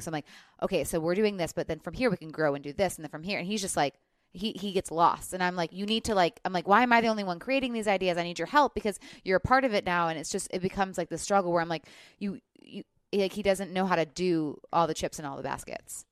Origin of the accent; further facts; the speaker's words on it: Midwest, United States; also born or lived in Los Angeles; now in Nashville, United States; I'm from the Midwest